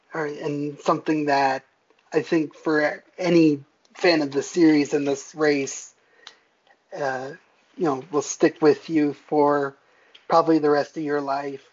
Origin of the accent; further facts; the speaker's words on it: Bethlehem, Pennsylvania, United States; I was born in Bethlehem, Pennsylvania, um, near Nazareth Speedway